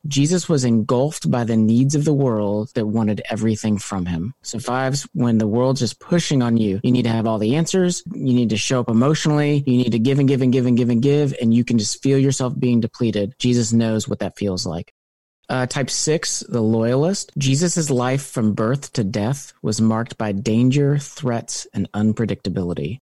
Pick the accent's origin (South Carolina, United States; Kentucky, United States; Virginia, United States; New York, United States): Kentucky, United States; Louisville; also born or lived in California / Philadelphia; I'm from Louisville, Kentucky, moved to California